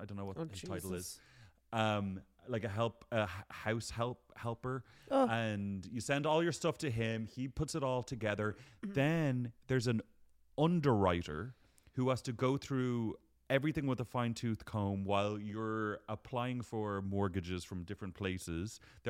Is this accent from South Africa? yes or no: no; Ireland; now in London, United Kingdom